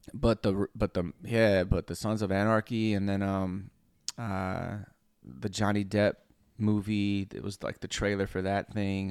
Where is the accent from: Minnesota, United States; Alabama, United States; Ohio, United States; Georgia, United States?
Alabama, United States; Cherokee County; I'm from Cherokee County, Alabama